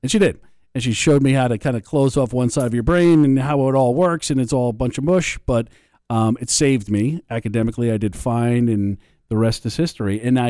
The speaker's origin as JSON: {"language": "English", "region": "Connecticut", "country": "United States", "tie": "born or raised there", "said": "I grew up in Connecticut and University of New Haven is my alma mater"}